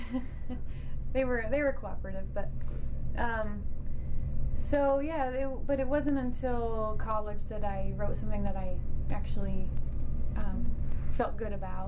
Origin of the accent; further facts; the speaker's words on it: Idaho, United States; now in Boston, United States; growing up in Idaho